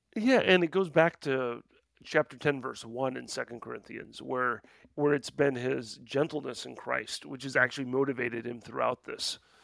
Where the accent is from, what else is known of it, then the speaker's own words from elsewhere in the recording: Midwest, United States; I'm a Midwesterner